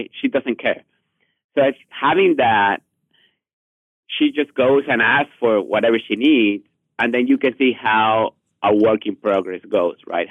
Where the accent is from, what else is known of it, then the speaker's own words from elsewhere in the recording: Mexico; English is a second language; moved away; I'm from Mexico originally, I'm a really heavy accent